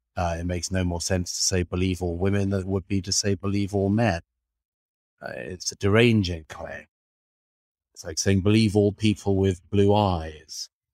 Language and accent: English; Australia; moved away as an adult; now in New York, United States; Australia, my own country, Perth